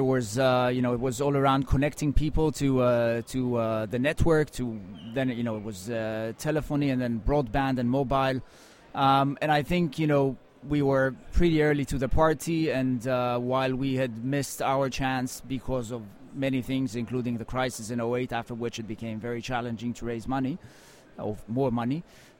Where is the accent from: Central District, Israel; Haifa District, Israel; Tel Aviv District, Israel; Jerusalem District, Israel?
Tel Aviv District, Israel; Tel Aviv; I grew up in Tel Aviv in Israel, and this is where I spent, my first just under 30 years of life.